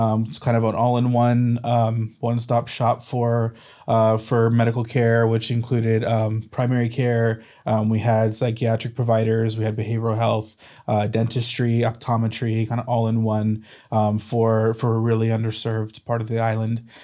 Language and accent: English; Corbett, Oregon, United States; I grew up in Corbett, Oregon